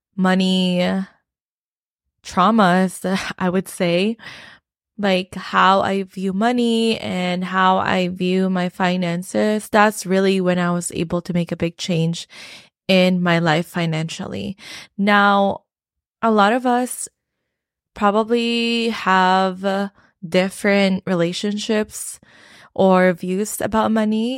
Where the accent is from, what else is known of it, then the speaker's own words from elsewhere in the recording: Philippines; moved away; I came from the Philippines and I grew up in the Philippines